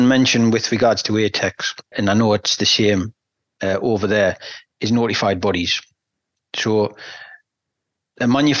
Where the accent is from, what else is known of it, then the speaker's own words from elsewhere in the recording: England, United Kingdom; I sit here as an English person